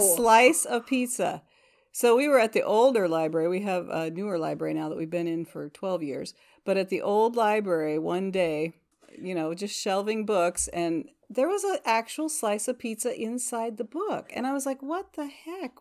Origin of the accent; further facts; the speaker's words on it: Northwest Iowa, United States; also born or lived in Nebraska; now in Washington, Iowa, United States; I'm actually from Northwest Iowa